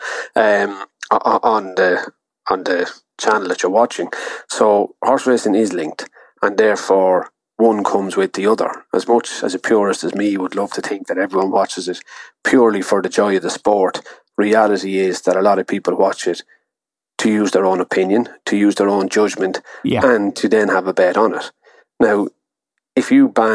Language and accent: English; Ireland; being Irish